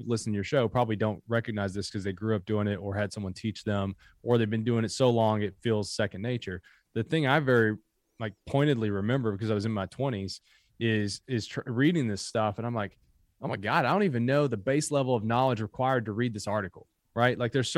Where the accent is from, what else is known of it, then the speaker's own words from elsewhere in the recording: Kentucky, United States; also born or lived in Harlan County, Kentucky; I mean, I grew up in Appalachia. So born in Harlan County, grew up in Bell County, Kentucky.